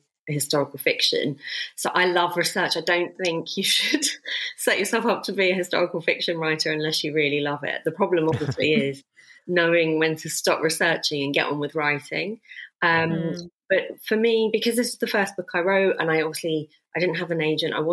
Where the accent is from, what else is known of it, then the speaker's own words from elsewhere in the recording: London, United Kingdom; my parents came over here and I was born in London.